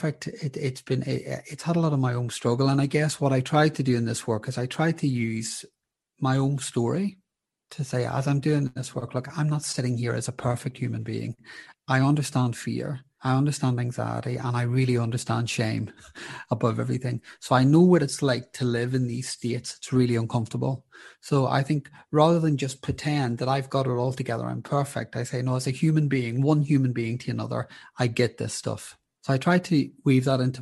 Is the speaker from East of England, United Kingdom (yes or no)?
no; Belfast, Northern Ireland, United Kingdom; moved away; also born or lived in London; I grew up in Belfast during the sectarian troubles